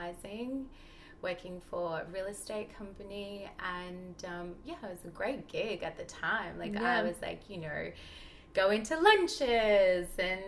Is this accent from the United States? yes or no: no; Melbourne, Victoria, Australia; moved away as an adult; now in Bondi, Australia; grew up in Melbourne, had the most, very like conventional life